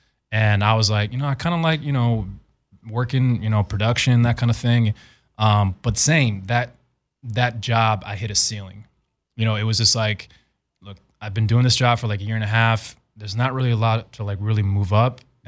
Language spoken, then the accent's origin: English; Arizona, United States; So at the time growing up in Arizona, I was going to school at ASU